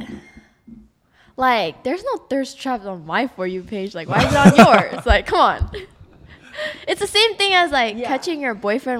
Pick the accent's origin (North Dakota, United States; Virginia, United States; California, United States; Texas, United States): California, United States; Northern; I'm from NorCal.